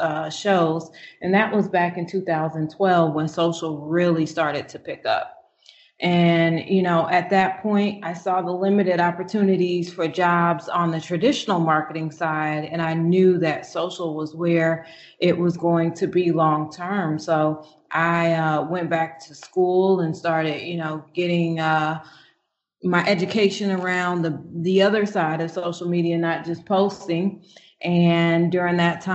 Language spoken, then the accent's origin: English; Chicago, Illinois, United States; moved away as an adult; also born or lived in Atlanta; now in Indianapolis, United States; I am originally from Chicago